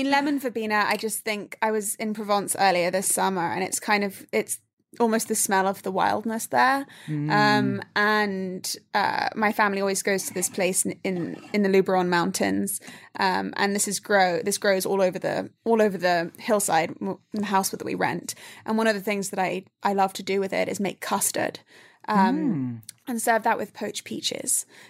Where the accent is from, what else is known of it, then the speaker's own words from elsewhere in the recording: Dubai, United Arab Emirates; This is my after-school snack when I grew up in Dubai after, like, you know, before going to soccer practice or after dance class or something.